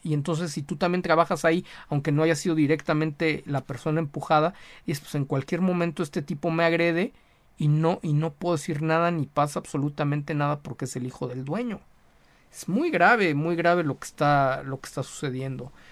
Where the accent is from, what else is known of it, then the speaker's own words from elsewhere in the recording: Mexico; como mexicano, como latinoamericano